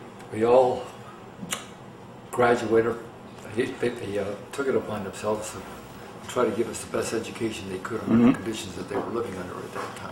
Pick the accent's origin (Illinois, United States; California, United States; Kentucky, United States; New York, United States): Illinois, United States; Chicago; We lived on the southwest side of Chicago.